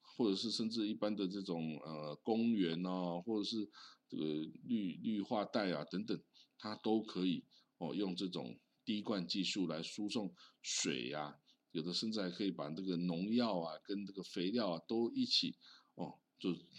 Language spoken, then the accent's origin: Chinese; Changhua County, Taiwan; 因为这我家乡是彰化啊